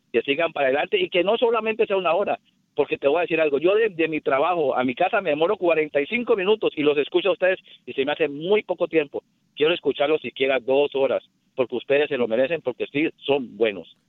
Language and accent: Spanish; Colombia; now in Chicago, United States; Soy colombiano